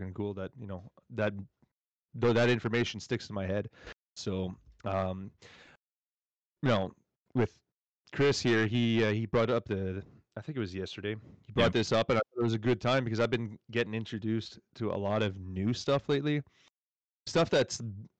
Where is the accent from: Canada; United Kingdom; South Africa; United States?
Canada; I'm a French Canadian